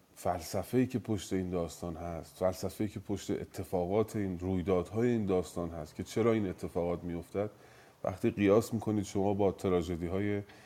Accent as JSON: {"language": "Persian", "country": "Iran", "said": "من ایرانی هستم"}